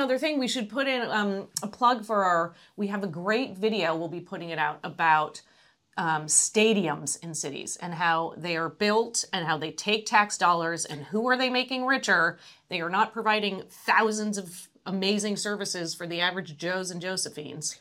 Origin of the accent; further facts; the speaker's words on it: United States; also born or lived in Los Angeles, California / Atlanta, Georgia; now in San Francisco Bay Area, United States; I grew up in Los Angeles and, and Atlanta.